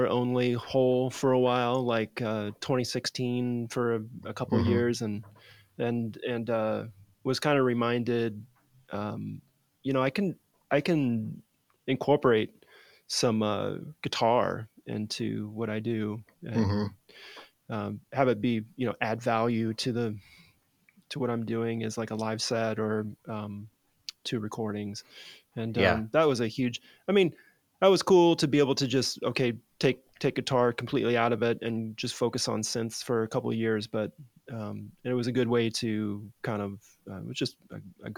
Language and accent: English; Nebraska, United States; growing up in Nebraska